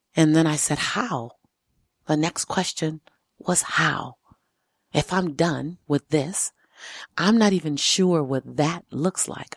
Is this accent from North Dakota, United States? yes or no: no; Los Angeles, California, United States; I was born and raised in South Central L